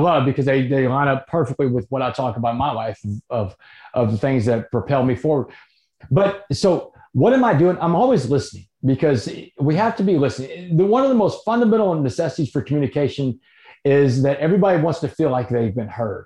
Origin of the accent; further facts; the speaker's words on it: Port Arthur, Texas, United States; my house where I grew up on Roanoke Street in Port Arthur as a kid